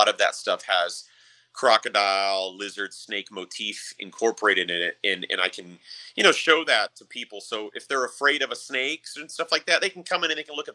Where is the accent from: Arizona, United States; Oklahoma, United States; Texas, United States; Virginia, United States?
Arizona, United States; growing up in Arizona, like I remember as a kid going in the desert for, you know, days.